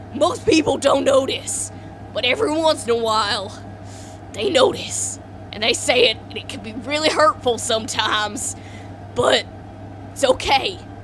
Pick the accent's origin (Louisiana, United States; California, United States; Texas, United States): Texas, United States; Yeah. That black gooey stuff from my hometown, Texas.